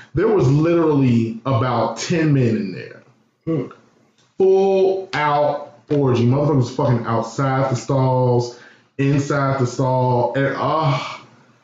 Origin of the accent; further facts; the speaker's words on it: Chicago, Illinois, United States; I grew up, born and raised in Chicago